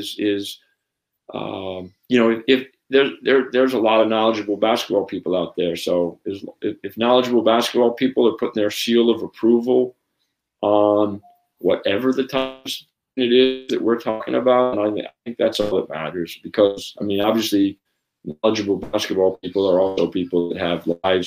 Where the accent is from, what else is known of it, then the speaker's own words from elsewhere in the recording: United States; I'm an American